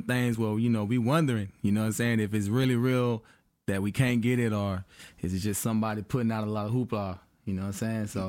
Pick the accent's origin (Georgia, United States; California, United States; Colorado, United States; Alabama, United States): Georgia, United States; Atlanta; I'm from Atlanta area